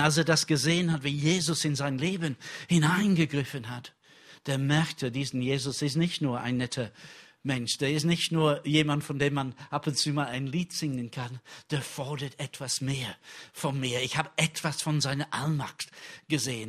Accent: England, United Kingdom; German is a second language; now in Germany; für mich als Engländer

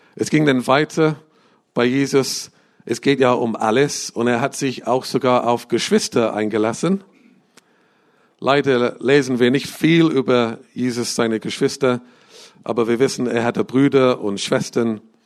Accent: England, United Kingdom; moved away; Ich bin in England äh, aufgewachsen.

